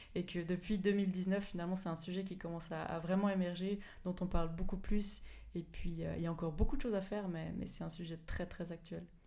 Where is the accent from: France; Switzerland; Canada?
Switzerland; Belfaux, Fribourg; d'où je viens, j'ai grandi à Belfaux, donc, donc vraiment pas très loin de Fribourg